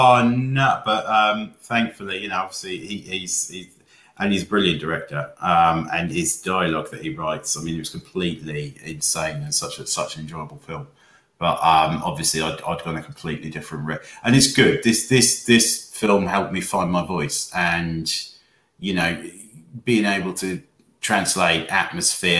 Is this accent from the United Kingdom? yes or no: yes; Wales, United Kingdom; I grew up in Wales, and we grew up with the story of the Small's Lighthouse